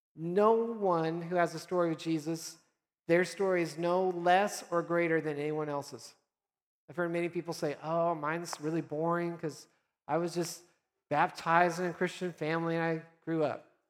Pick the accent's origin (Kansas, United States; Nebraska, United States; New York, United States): Nebraska, United States; moved away; I'm from originally Nebraska